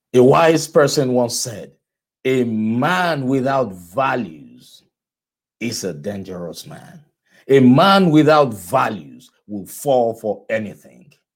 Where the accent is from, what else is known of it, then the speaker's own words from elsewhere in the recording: Nigeria; moved away; I am from, I am originally from Nigeria